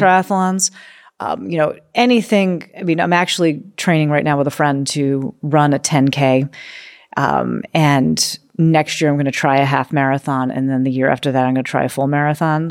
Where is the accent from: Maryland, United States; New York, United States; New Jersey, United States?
New York, United States; New York City; moved away as an adult; also born or lived in Oregon; I grew up on the East Coast in New York City where it's go, go, go, go, go